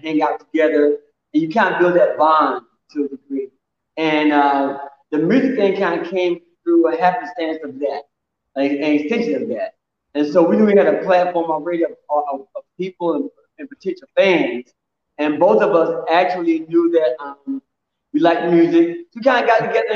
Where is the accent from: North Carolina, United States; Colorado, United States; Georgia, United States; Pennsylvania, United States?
Georgia, United States; Dublin; now in Atlanta, United States; from Dublin, Georgia